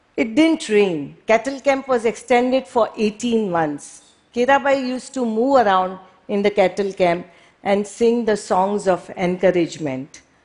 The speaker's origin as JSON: {"language": "English", "town": "Mumbai", "region": "Maharashtra", "country": "India", "tie": "born or raised there", "moved": "as an adult", "said": "I was born and brought up in Mumbai"}